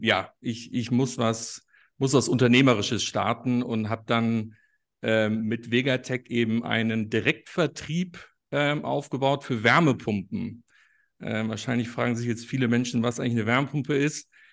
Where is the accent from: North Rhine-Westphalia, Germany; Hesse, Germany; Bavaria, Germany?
Bavaria, Germany; Munich; Ich komme ursprünglich aus München